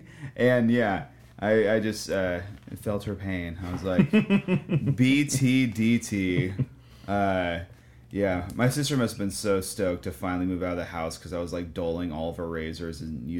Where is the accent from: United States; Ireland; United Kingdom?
United States; Southern California; when I was in high school growing up in Southern California in the early 2000s